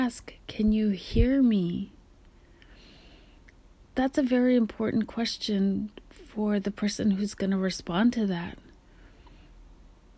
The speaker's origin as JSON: {"language": "English", "town": "Kotzebue", "region": "Alaska", "country": "United States", "tie": "born or raised there", "moved": "yes", "lives_now": "Pacific Northwest, United States", "said": "we're growing up in Kotzebue, Alaska, above the Arctic Circle"}